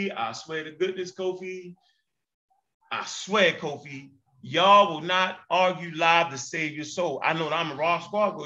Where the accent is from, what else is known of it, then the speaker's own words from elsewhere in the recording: Baltimore, Maryland, United States; I come from Baltimore, Maryland.